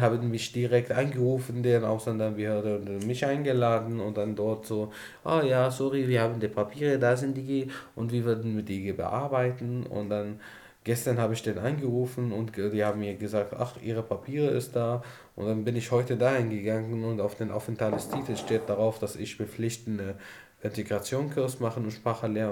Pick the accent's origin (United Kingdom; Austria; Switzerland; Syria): Syria; German is a second language; moved away as an adult; now in Germany; wir sind von dieses Menschen geflüchtet und wir hatten Angst vor dieses Menschen und deswegen haben wir unser Land verlassen